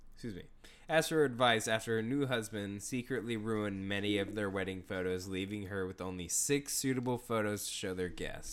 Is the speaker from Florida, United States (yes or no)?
no; Houston, Texas, United States; growing up in Houston